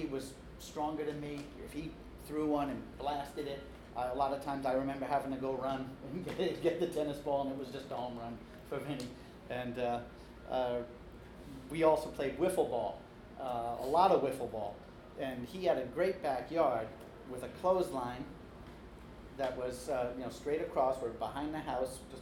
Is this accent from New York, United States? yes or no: yes; Long Island, New York, United States; I grew up on Long Island, so it's a little different than what they're talking about in the city. I was born in the city, but we moved out to the island in time for me to start playing ball